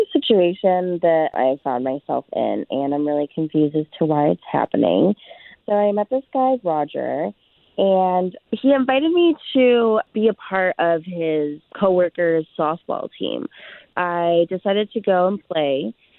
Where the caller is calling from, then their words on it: Longwood, Florida, United States; I'm calling from Longwood.